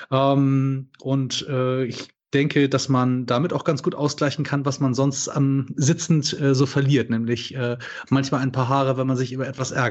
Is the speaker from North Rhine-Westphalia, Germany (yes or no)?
no; Hamburg, Germany; Ähm, ich komme aus Hamburg.